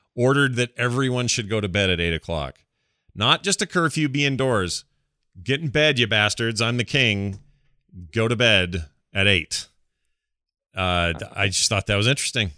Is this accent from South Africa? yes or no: no; Canada; we're Canadian